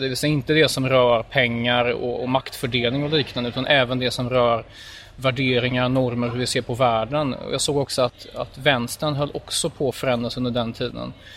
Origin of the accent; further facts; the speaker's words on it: Gothenburg, Västra Götaland, Sweden; jag är född i Göteborg